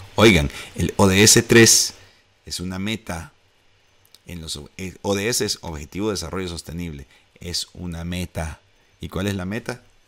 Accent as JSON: {"language": "Spanish", "country": "El Salvador", "said": "Eso anhelamos en El Salvador."}